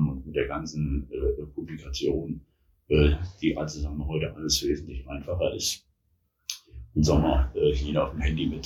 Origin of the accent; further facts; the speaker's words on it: Berlin, Germany; born there; now in Taunusstein, Germany; Ja, ich hab, äh, bin in Berlin geboren, war dann äh, am Ende des Zw